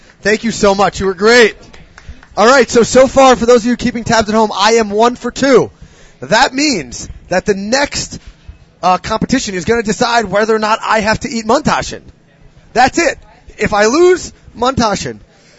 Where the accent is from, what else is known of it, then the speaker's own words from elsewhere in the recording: New York City, New York, United States; I grew up in Manhattan.